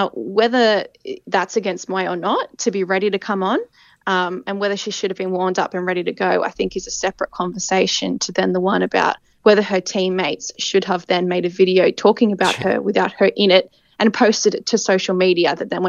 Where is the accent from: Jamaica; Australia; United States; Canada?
Australia; And I think as Australian fans, people think, well, that's great for us that Nowacki's out.